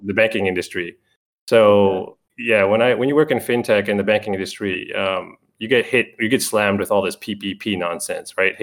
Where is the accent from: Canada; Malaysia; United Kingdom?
Canada; I'm Canadian.